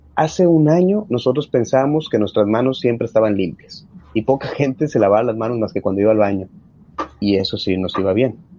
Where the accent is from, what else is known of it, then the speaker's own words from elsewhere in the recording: Mexico; nosotros como buenos mexicanos